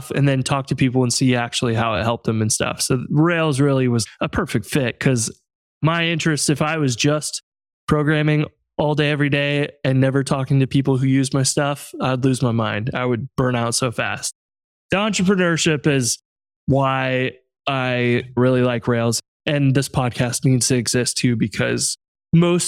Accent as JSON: {"language": "English", "region": "Central Illinois", "country": "United States", "moved": "yes", "lives_now": "St. Louis, United States", "said": "I'm from Central Illinois originally, and now live in St. Louis"}